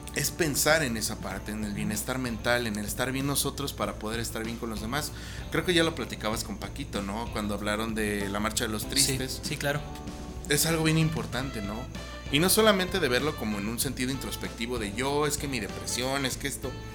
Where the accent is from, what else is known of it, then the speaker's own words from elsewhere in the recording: Mexico; aquí en México